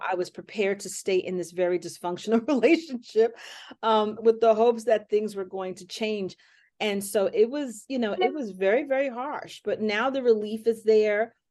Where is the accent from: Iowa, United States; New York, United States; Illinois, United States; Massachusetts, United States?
New York, United States; New York City; I grew up here in Hell's Kitchen.